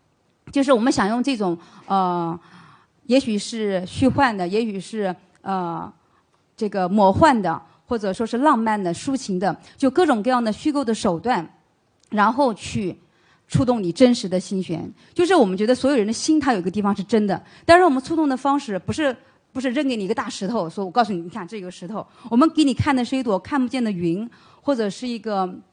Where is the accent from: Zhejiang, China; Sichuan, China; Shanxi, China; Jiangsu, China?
Jiangsu, China